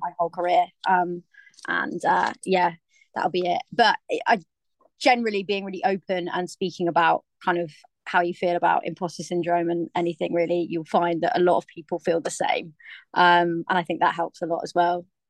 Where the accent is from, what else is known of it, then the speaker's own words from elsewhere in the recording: Cornwall, South West England, United Kingdom; now in London, United Kingdom; I grew up in Cornwall where there's literally nobody